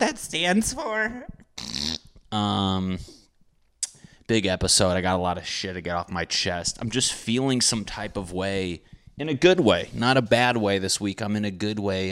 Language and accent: English; Connecticut, United States; When I grew up in Connecticut